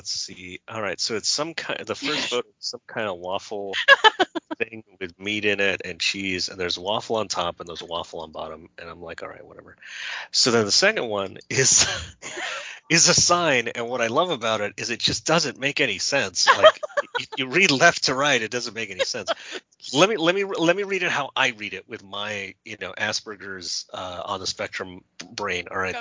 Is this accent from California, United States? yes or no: yes; California, United States; I'm from California